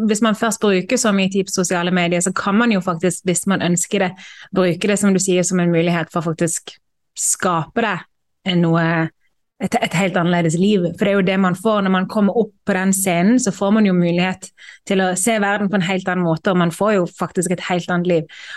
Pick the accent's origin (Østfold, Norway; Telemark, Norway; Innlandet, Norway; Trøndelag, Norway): Østfold, Norway; Moss; Jo, jeg kommer fra Moss.